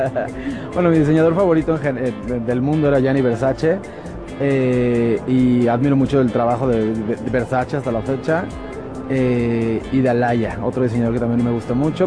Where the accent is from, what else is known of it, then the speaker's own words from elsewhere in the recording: Cuernavaca, Morelos, Mexico; now in Mexico City, Mexico; soy de Cuernavaca, Morelos, pero pues resido en México ya hace más de 15 años.